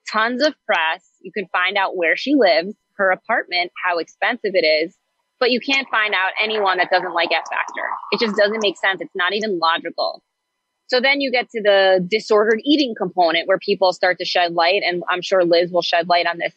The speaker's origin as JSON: {"language": "English", "town": "Great Neck", "region": "New York", "country": "United States", "tie": "born or raised there", "said": "I'm a Jewish girl from Long Island. I grew up in Great Neck."}